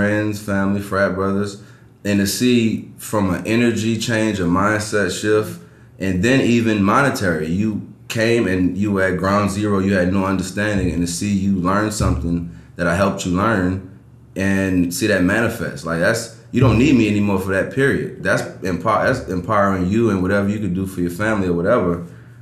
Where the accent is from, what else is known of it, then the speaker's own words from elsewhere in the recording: New Orleans, Louisiana, United States; I'm from New Orleans